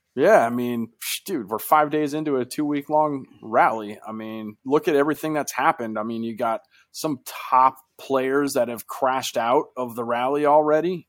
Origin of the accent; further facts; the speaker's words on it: United States; we're two American guys